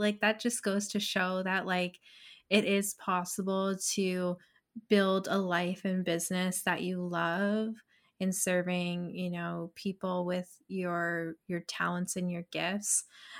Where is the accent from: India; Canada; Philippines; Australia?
Canada; Stony Creek, Ontario; also born or lived in Burlington; I'm originally from Stony Creek, but lived in Burlington for a while.